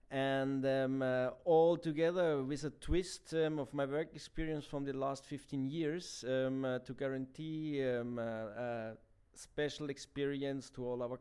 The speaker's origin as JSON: {"language": "English", "town": "Garmisch-Partenkirchen", "region": "Bavaria", "country": "Germany", "also_born_or_lived": "Canary Islands / Switzerland", "second_language": "English", "moved": "as an adult", "lives_now": "Lisbon, Portugal", "said": "I'm from Bavaria, from Garmisch-Partenkirchen, uh, the nicest city"}